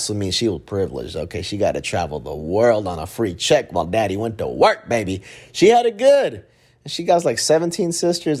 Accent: Dallas, Texas, United States; I grew up in Oak Cliff

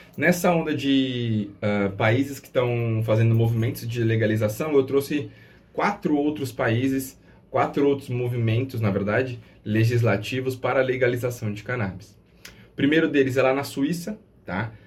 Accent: Brazil; nós, enquanto brasileiros

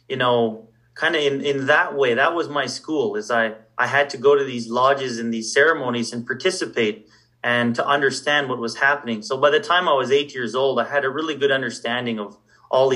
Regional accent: Saddle Lake Cree Nation, Alberta, Canada; I come from the Satellite Cree Nation

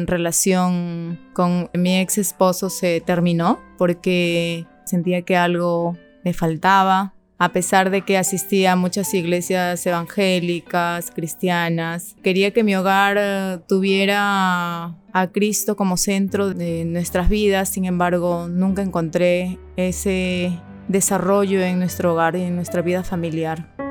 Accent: Ica, Peru; moved away as an adult; now in Lima, Peru; yo soy de Ica, he estado trabajando y viviendo en Ica hasta el año 2020

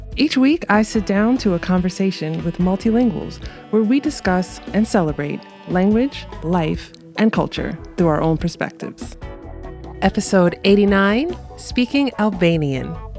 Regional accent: New York City, New York, United States; I'm born and raised in New York City

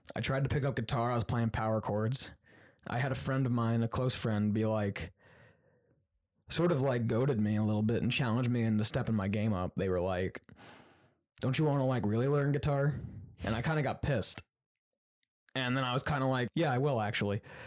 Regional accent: Queensbury, New York, United States; moved away as an adult; also born or lived in Syracuse, New York; I was growing up in Queensberry

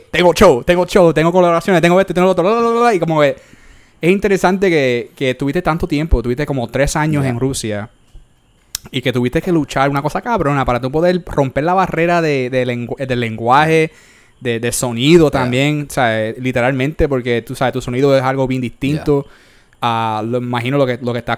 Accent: New York, United States; yeah, I'm from New York, you know, you know, porque ahí estuve por 16 años, o yo estoy como que, ah, yo soy de New York

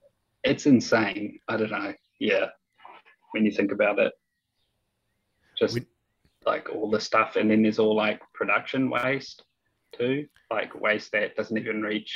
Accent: Hastings, Hawke's Bay, New Zealand; moved away as an adult; also born or lived in Wellington / Palmerston North; now in Auckland, New Zealand; I was born in Wellington and then I grew up in Hastings.

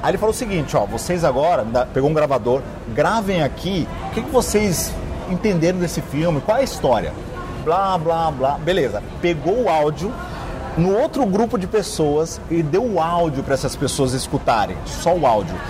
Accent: São Paulo, Brazil; also born or lived in Minas Gerais; Eu sou mineiro, radicado em São Paulo, mudei para São Paulo com 6, 7 anos de idade

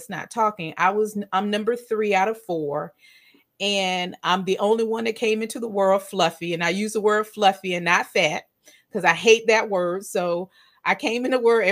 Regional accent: Virginia, United States; I live in the United States. I'm from Virginia.

